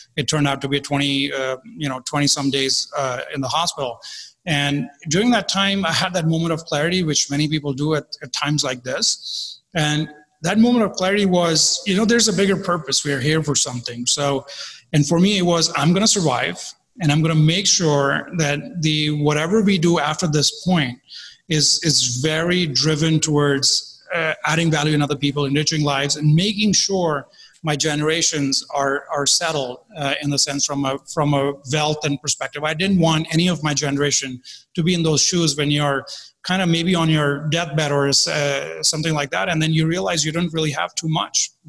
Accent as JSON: {"language": "English", "country": "India", "tie": "born or raised there", "said": "I was born in India. Uh, my father was in the army, so we grew up around uh, a very disciplined life"}